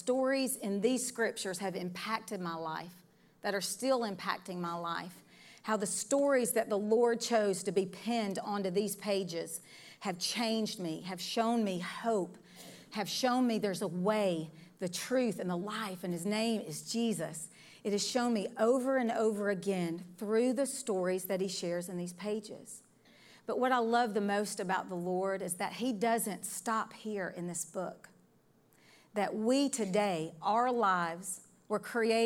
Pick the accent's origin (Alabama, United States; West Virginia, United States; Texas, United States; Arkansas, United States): Alabama, United States; Decatur; I was born in the Decatur, Alabama area is where I'm from